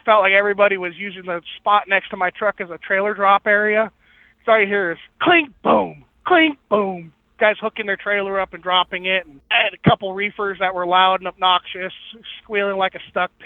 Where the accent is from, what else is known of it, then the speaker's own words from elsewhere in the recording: Mojave Desert, Southern California, United States; I grew up in the desert, in the Mojave Desert of Southern California